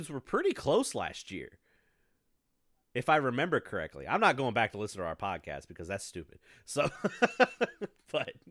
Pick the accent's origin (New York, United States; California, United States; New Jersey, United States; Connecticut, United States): New York, United States; I'm from New York.